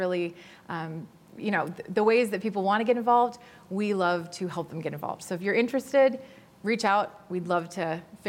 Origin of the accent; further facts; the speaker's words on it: Naperville, Illinois, United States; I grew up in Naperville